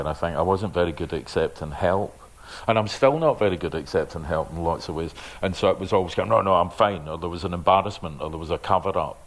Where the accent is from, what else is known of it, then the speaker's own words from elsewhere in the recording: Glasgow, Scotland, United Kingdom; also born or lived in Lanarkshire; I was originally from Springburn, but then we moved to Lanarkshire and all over the place